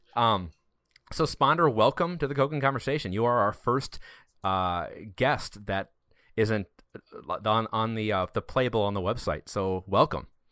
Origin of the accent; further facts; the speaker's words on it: Wisconsin, United States; we're all from Wisconsin.